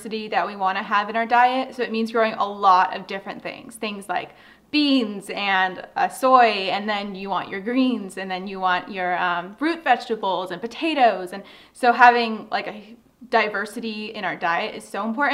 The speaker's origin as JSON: {"language": "English", "region": "Southern California", "country": "United States", "tie": "born or raised there", "moved": "as an adult", "lives_now": "Upstate New York, United States", "said": "I grew up in Southern California"}